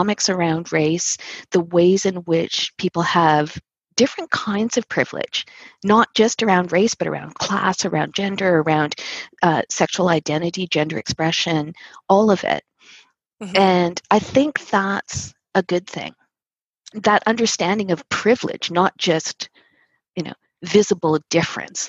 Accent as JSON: {"language": "English", "town": "Winnipeg", "region": "Manitoba", "country": "Canada", "tie": "born or raised there", "moved": "as an adult", "lives_now": "Toronto, Canada", "said": "I grew up in the north end of Winnipeg, where there was a very large Filipino community"}